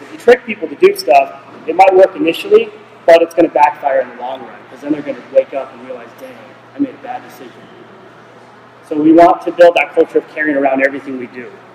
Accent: Nevada, United States; I am from Nevada.

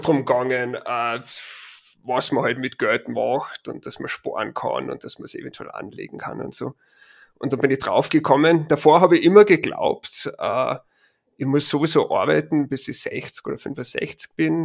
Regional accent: Linz, Upper Austria, Austria; now in Boulder, United States; original bin ich aus Linz

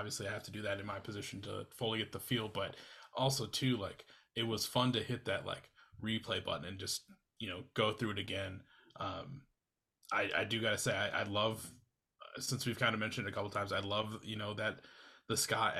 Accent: Iowa, United States; moved away; I'm originally from Iowa

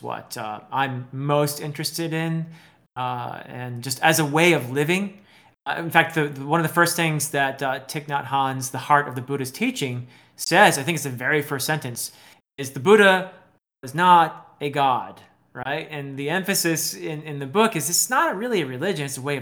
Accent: United States; also born or lived in Nepal; I'm American and I come from a more low context culture.

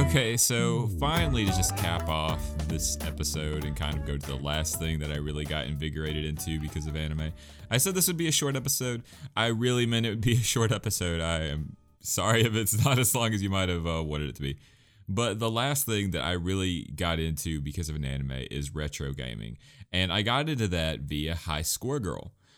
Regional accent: United States; as an American

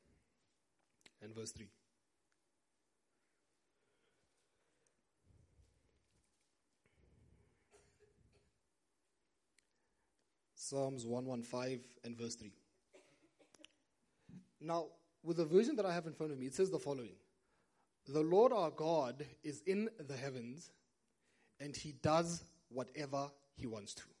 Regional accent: Brits, North West, South Africa; moved away; I remember growing up, now I'm originally from Brits in the northwest, just about 40 minutes that way

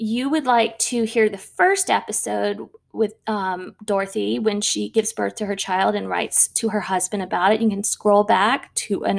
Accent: New Orleans, Louisiana, United States; here in my hometown of New Orleans, Louisiana

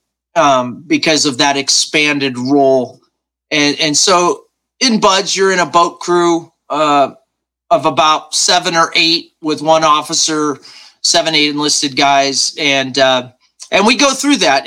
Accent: Nebraska, United States; I was raised right here in Nebraska, very just middle-class, small-town kid

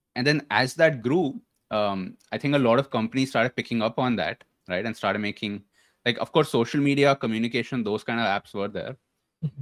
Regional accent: Bangalore, Karnataka, India; also born or lived in Delhi / Pune; so I was born in Delhi um I lived in Pune for some time maybe six years um early schooling and then came to Bangalore. So came to Bangalore when I was maybe in third standard or something like

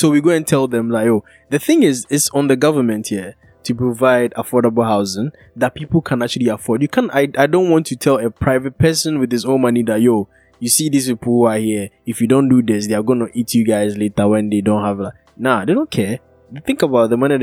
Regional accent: Kumasi, Ashanti, Ghana; I'm from Kumasi

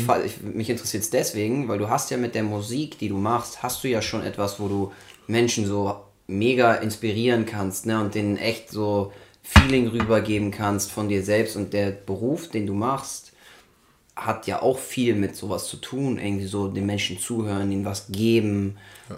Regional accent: Germany

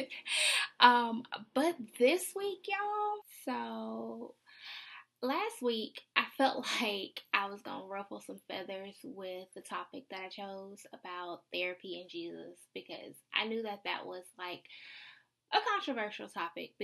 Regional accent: the South, United States; I'm a Southerner

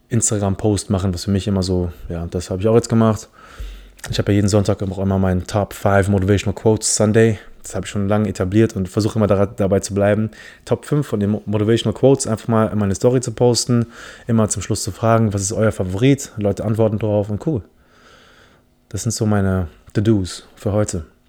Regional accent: Philippines; first language English; German is a second language; now in Germany; Ich komme aus den Philippinen

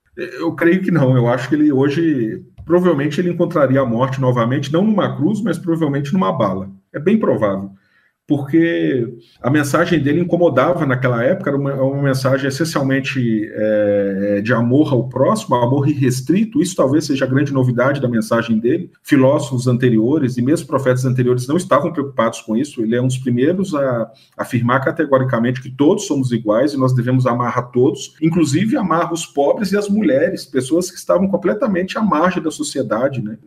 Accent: Ouro Preto, Minas Gerais, Brazil; also born or lived in Itabirito; Fui criado em Cachoeira do Campo né? Então sou sou dos distritos de Ouro Preto

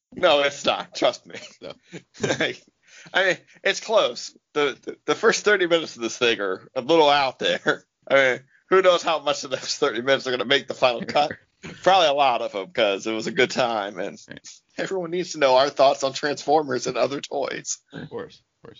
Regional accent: United States; I'm American

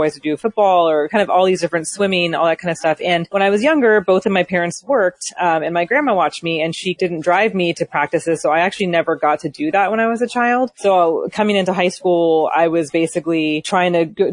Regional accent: Valley Center, California, United States; I grew up in a small sort of rural town in San Diego County called Valley Center

